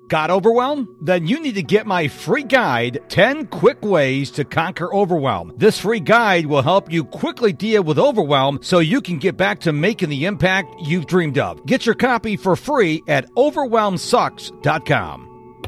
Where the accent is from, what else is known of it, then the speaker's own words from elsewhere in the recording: New York, United States; I was raised up in New York